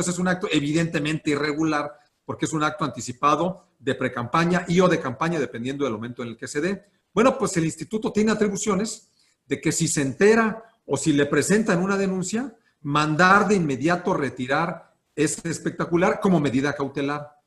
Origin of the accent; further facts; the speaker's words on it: Celaya, Guanajuato, Mexico; moved away as an adult; now in Guanajuato, Mexico; Yo soy de Celaya, allá estuve pues, prácticamente toda mi infancia, allá fui a la universidad